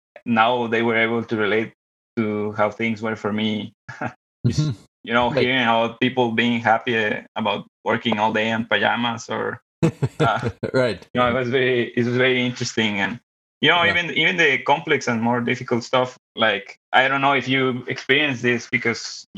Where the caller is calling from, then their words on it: Monterrey, Nuevo León, Mexico; I'm calling from the meat capital of Mexico, Monterrey, Nuevo León.